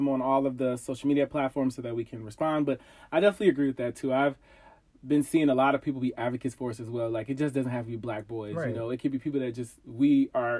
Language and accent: English; Ohio, United States; moved away as an adult; now in DMV area, United States; I am originally from Ohio. I live in the DMV area right now